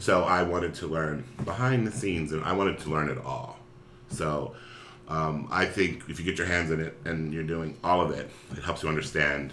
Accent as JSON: {"language": "English", "town": "Philadelphia", "region": "Pennsylvania", "country": "United States", "tie": "born or raised there", "said": "I grew up in Philadelphia, Pennsylvania"}